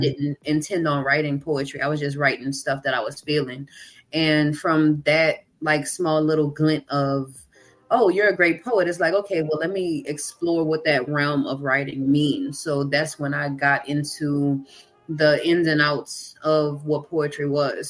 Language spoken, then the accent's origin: English; Kenner, Louisiana, United States; also born or lived in New Orleans; I am from Louisiana. I'm from Kenner to be specific, but I've lived in New oh, Orleans.